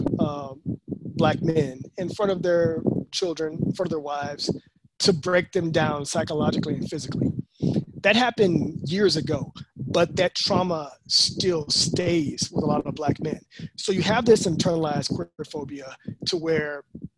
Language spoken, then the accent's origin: English; Texas, United States; I was from Texas.